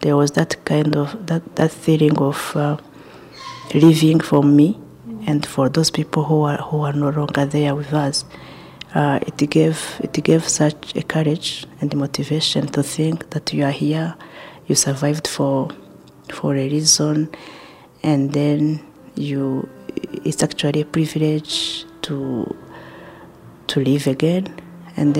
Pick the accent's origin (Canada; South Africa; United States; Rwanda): Rwanda; Kigali; I was born in Kibagabaga and grew up there